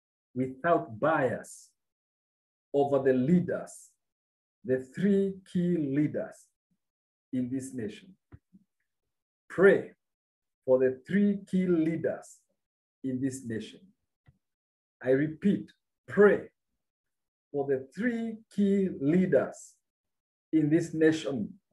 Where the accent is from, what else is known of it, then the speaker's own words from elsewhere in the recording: Kenya; And I'm very passionate about my nation because I'm a Kenyan.